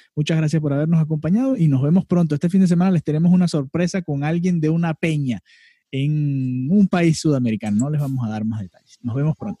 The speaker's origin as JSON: {"language": "Spanish", "country": "Venezuela", "said": "Ambos somos venezolanos"}